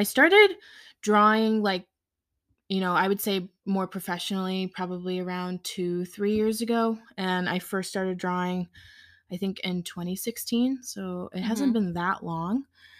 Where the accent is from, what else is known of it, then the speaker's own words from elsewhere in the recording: Connecticut, United States; moved away as an adult; now in Dutchess County, New York, United States; I'm 24 years old. I grew up in Connecticut. I recently just moved with my boyfriend to Dutchess County, New York.